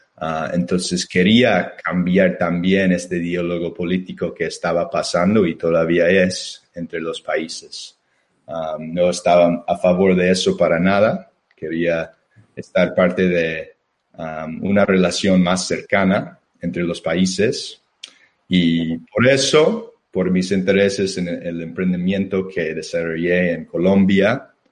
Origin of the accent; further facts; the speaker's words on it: Chicago, Illinois, United States; Spanish is a second language; moved away; nací en, Chicago, soy estadounidense y creo que ustedes pueden notar por mi acento. y, bueno, soy, soy de la ciudad.